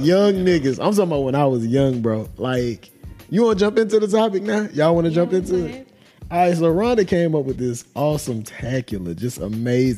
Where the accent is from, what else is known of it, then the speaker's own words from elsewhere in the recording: Vidalia, Louisiana, United States; also born or lived in New Orleans, Louisiana; I was born in New Orleans, but I was raised in Vidalia, a little country-ass town in North Louisiana